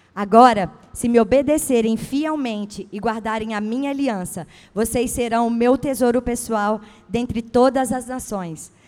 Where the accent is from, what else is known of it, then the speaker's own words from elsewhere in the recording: Espírito Santo, Brazil; now in São Paulo, Brazil; eu sou capixaba.